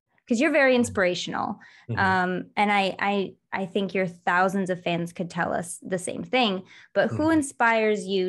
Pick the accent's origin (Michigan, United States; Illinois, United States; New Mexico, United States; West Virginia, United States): Michigan, United States; moved away; also born or lived in Los Angeles, United States; I grew up in Michigan, but I lived in LA for like 12 years